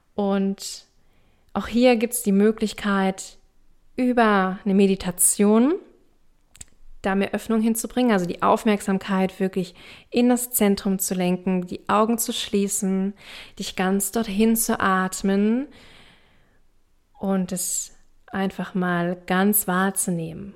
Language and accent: German; East Germany, Germany; ich komme aus Ostdeutschland. Ich komme aus einer kleinen Stadt im Osten.